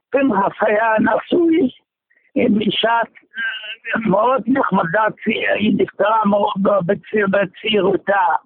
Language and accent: Hebrew; Germany; now in Israel; אני מגרמניה, כן.